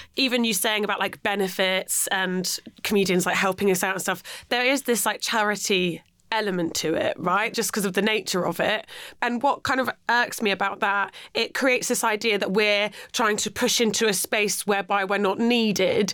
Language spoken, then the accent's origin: English; Penzance, South West England, United Kingdom; now in London, United Kingdom; I'm from Penzance, like yeah, ah. out, on the way out to Land's End